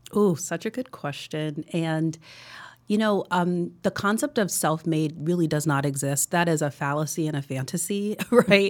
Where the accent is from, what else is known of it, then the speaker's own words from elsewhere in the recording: New Jersey, United States; also born or lived in New York City; I grew up in New Jersey